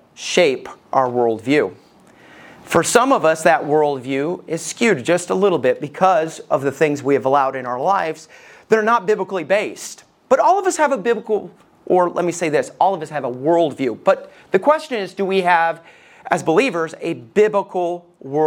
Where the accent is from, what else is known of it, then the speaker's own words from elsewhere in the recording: Somerville, Alabama, United States; We lived just outside of Decatur. I lived in Somerville